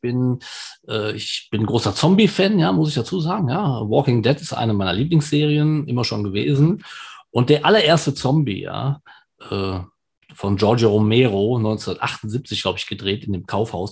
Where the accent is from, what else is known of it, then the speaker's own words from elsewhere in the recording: Germany; Ich bin zwar in Deutschland geboren und auch hier zu Hause